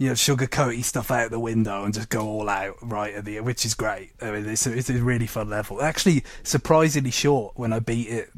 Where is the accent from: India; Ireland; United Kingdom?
United Kingdom; as a British child